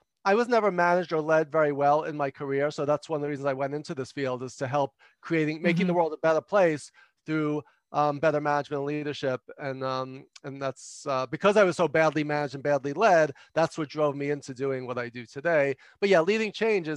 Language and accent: English; New York City, New York, United States; I'm from New York